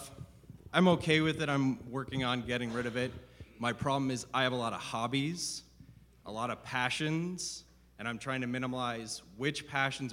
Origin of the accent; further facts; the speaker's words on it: Spokane, Washington, United States; I'm from Spokane